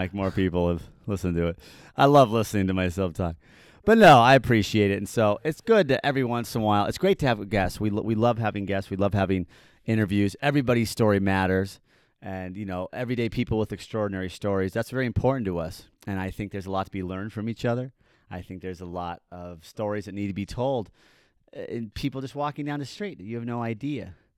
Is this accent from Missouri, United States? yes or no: no; Park City, Utah, United States; now in Salt Lake City, United States; I'm from Park City. I grew up in the mean streets of Park City